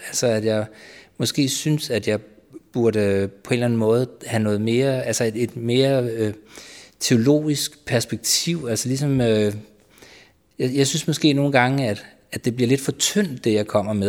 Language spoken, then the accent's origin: Danish; Køge, Zealand, Denmark; now in Karlebo, Denmark; Så jeg er født og opvokset i Køge